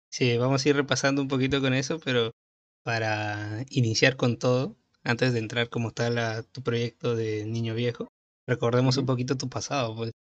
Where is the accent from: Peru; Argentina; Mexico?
Peru; yo soy de Perú